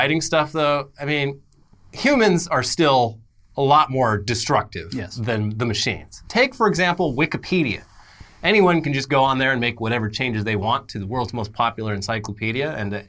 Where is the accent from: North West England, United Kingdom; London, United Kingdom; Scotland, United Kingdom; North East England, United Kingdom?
Scotland, United Kingdom; I am Scottish.